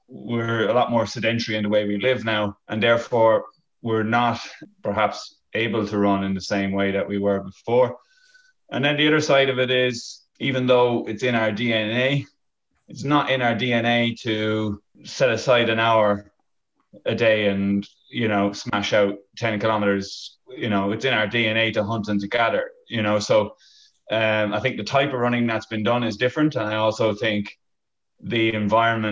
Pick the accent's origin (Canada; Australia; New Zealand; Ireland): Ireland; also born or lived in Qatar; I came back from the Middle East to Ireland to do my PhD